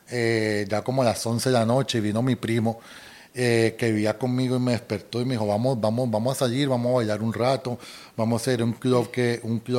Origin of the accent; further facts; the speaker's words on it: Colombia; accent: Colombian; si hablas de acento, a mí me dicen que yo ya no tengo el acento colombiano